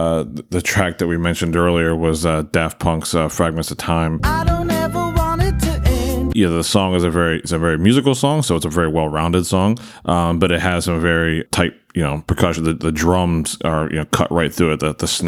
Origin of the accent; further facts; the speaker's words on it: Maryland, United States; I'm not originally an Eagles fan. I'm originally from Maryland, so I'm a Ravens fan.